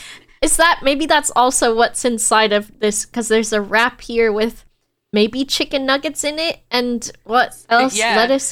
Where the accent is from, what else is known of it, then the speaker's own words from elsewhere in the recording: United States; especially as an American